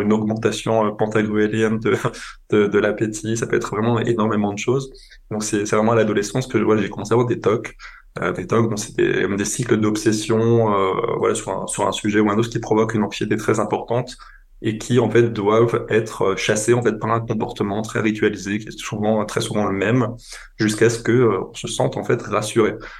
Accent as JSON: {"language": "French", "area": "on the Franco-German border", "region": "Grand Est", "country": "France", "tie": "born or raised there", "moved": "yes", "lives_now": "Paris, France", "said": "j'ai grandi en France, j'ai grandi à la frontière euh, franco-allemande"}